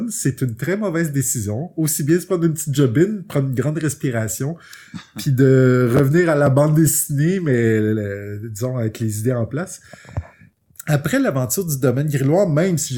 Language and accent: French; United States; French is a second language; fait que j'ai fait hey, je suis américaine, je vais faire de la BD pour je vais je faire traduire mes choses puis je vais les pitcher.